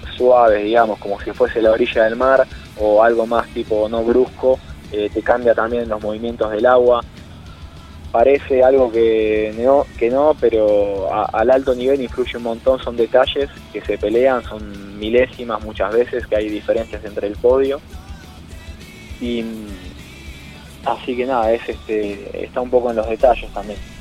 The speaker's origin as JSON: {"language": "Spanish", "country": "Argentina"}